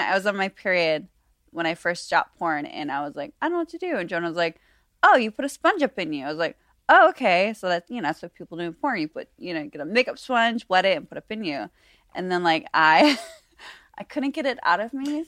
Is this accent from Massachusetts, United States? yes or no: no; Buffalo, New York, United States; now in Las Vegas, United States; I'm from Buffalo, New York originally